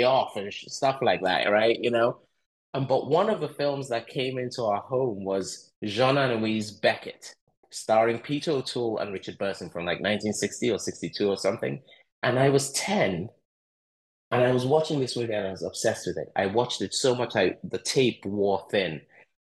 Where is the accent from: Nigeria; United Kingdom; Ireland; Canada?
Nigeria; Lagos; also born or lived in Eastern Nigeria; I grew up in Lagos, Nigeria